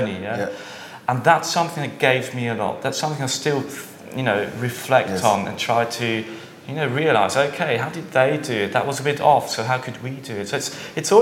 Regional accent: Switzerland; also born or lived in Mexico / Barcelona / London; I'm from Switzerland, half Swiss but half British, however. So I've got a bit of an international background. But I grew up in Switzerland, went through the schooling system here.

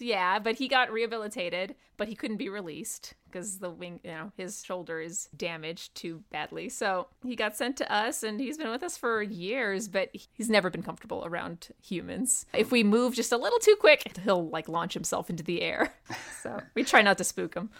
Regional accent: Los Angeles, California, United States; moved away as an adult; also born or lived in New Mexico / New Jersey; now in California, United States; I grew up just in Los Angeles, specifically around Hollywood

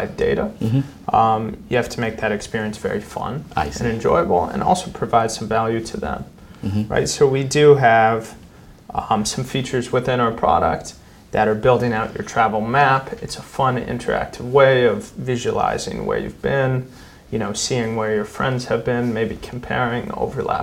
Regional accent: Western Canada, Canada; moved away as an adult; also born or lived in United States; I grew up in Western Canada

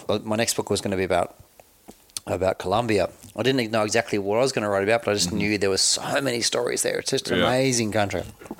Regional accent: Australia; And before you can work for the US government, and as an Australian, you can't work directly as a US government employee.

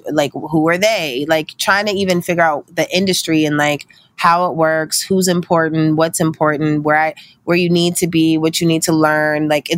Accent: Pittsburgh, Pennsylvania, United States; also born or lived in Meridian, Mississippi / New Jersey; I was born in Meridian, Mississippi in 1988, and my mom was in the military, so she ended up getting stationed in New Jersey when I was three, and we moved there. And from there, when I was eight, she got stationed in Pittsburgh, and that's where I grew up

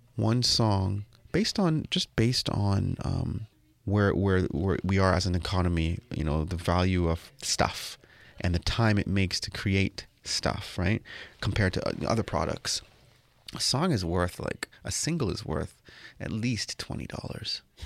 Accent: Toronto, Ontario, Canada; you say you're from Toronto

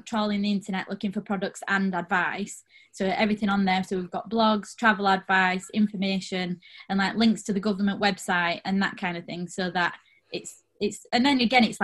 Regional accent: Rotherham, Yorkshire and the Humber, United Kingdom; I'm from Rotherham, small town

